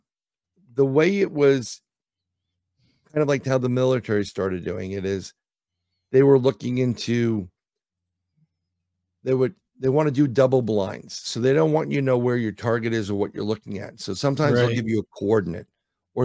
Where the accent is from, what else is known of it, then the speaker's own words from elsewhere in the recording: New York City, New York, United States; I'm from New York City